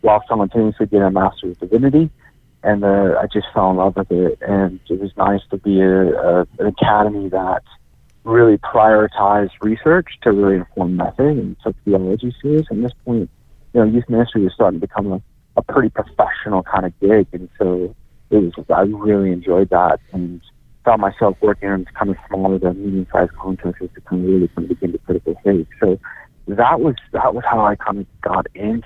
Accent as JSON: {"language": "English", "town": "Minneapolis", "region": "Minnesota", "country": "United States", "tie": "born or raised there", "also_born_or_lived": "Arizona", "moved": "yes", "said": "I grew up in Minneapolis"}